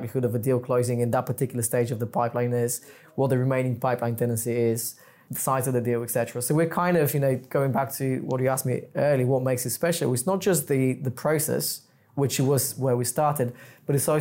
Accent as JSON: {"language": "English", "country": "Bulgaria", "second_language": "English", "moved": "as an adult", "lives_now": "London, United Kingdom", "said": "I wasn't born here. I've lived here for 17 years, but I'm originally from Bulgaria"}